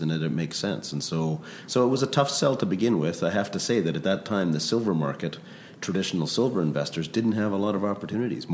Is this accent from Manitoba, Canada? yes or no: no; Vancouver, British Columbia, Canada; also born or lived in Grande Prairie, Alberta; my parents had the wisdom to move to Vancouver when I was 5 years old